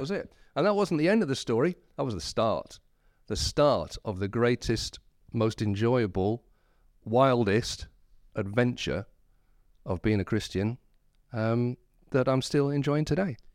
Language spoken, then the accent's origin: English; Whitby, Yorkshire and the Humber, United Kingdom; also born or lived in Scarborough; I was born in Whitby, and my family was sort of church attenders